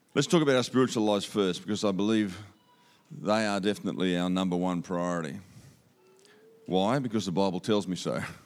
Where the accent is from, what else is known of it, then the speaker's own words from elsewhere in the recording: Australia; accent: Aussie; You can understand my Aussie accent.